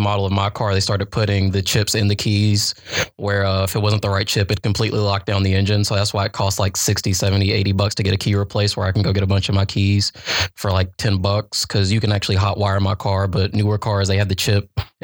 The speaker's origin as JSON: {"language": "English", "town": "Gastonia", "region": "North Carolina", "country": "United States", "said": "I come from Gastonia. It's not like an upper metropolitan place"}